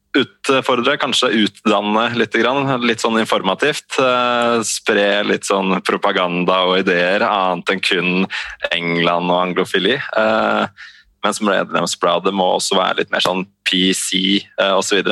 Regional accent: Eastern Norway, Norway; Jeg vokste opp her på Østlandet med en mor fra Bergen

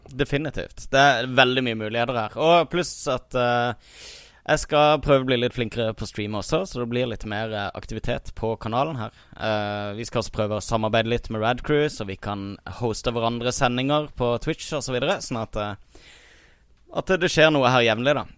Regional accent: Kristiansand, Agder, Norway; moved away; jeg var hjemme i Kristiansand i sommer

